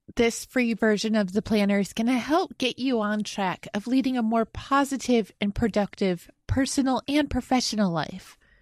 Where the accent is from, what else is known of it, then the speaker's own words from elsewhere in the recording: Western New York, United States; Growing up in Western New York, I watched plenty of Buffalo Bills N F L games